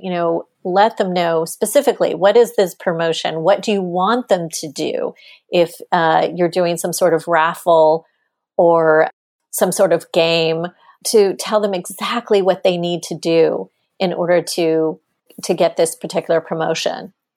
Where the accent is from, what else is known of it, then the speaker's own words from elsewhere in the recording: Texas, United States; I'm a Texan. I grew up in Texas.